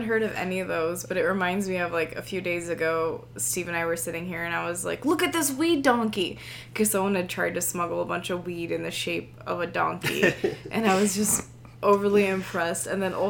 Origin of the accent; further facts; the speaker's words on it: Australia; We're the ones from Australia.